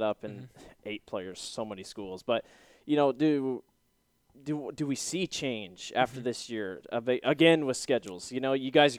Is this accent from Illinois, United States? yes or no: no; Grinnell, Iowa, United States; And I'm from Grinnell